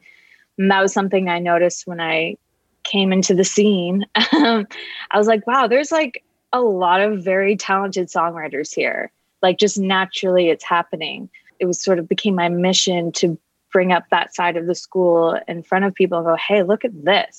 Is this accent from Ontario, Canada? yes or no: yes; Kingston, Ontario, Canada; moved away; also born or lived in Toronto, Canada; I'm from Canada originally. I lived in Toronto for 13 years. And before that, a small town, Kingston, Ontario